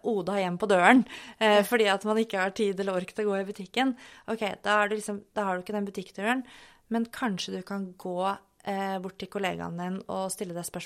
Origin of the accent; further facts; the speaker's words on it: Sortland, Nordland, Norway; moved away; når jeg var fastlege på Sortland